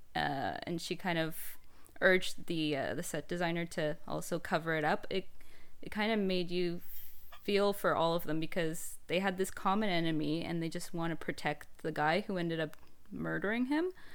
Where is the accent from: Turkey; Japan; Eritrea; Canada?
Canada; I'm Canadian